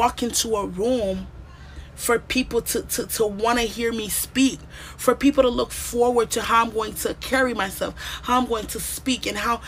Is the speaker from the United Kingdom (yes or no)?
no; Haiti; growing up in Haiti, at my age, during my time